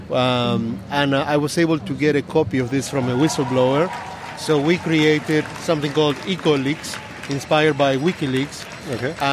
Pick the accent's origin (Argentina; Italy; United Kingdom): Argentina; English is a second language; moved away as an adult; also born or lived in Silicon Valley, United States; I'm from Argentina, but I was living in the U.S. working in the Silicon Valley for ten years, and I came back to my country